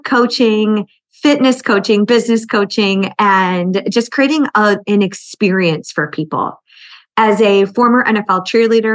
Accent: Buffalo, New York, United States; I grew up in Buffalo and I cheered through very cold winters.

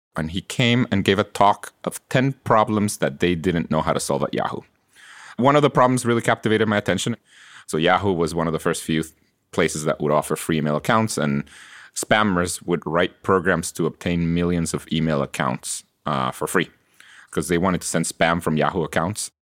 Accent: Guatemala; English is a second language; moved away as an adult; now in United States; I was born in Guatemala, and I, I grew up there. And I came to college here in the U S

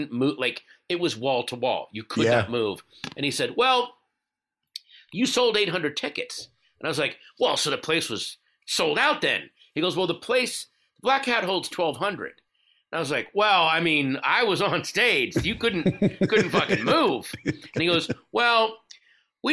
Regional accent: Northern Virginia, United States; I grew up in Northern Virginia

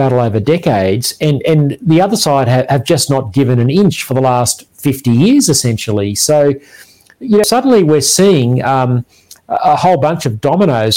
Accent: Queensland, Australia; as a Queenslander

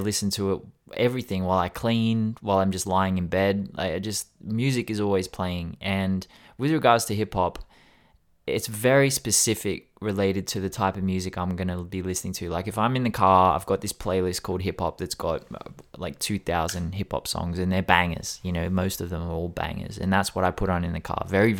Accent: Sydney, New South Wales, Australia; I grew up in Sydney, in the West, in Australia. So I grew up around people with subs in their car

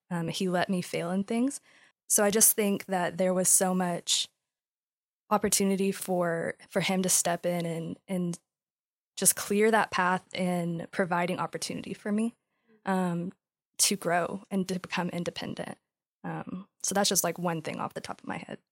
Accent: West Texas, United States; moved away as an adult; now in Dallas, United States; I grew up in West Texas, born and raised, moved to Dallas a year ago

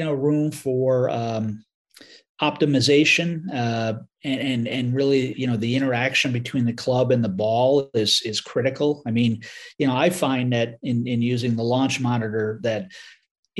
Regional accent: Southern Connecticut, United States; I grew up in Connecticut, in Southern Connecticut

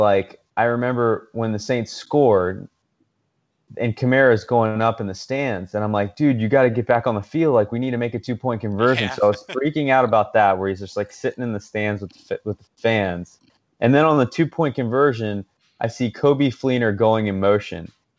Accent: Paris, Île-de-France, France; I grew up in Paris, an American kid in Paris, and I went to an American school

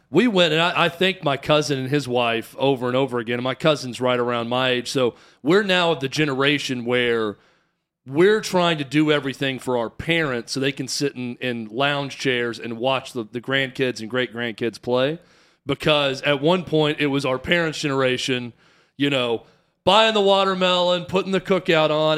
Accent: the South, United States; I am from the South

